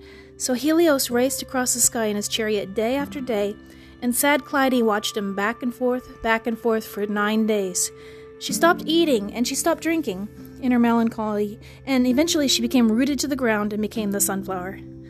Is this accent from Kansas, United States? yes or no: yes; Kansas, United States; The state flower of my hometown state of Kansas is the sunflower